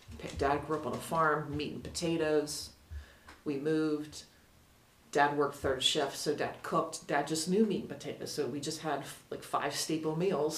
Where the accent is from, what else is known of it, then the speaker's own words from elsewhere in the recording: Western Pennsylvania, United States; moved away as an adult; now in Delaware, United States; I grew up in Western PA, and so the Delaware beach wasn't a thing.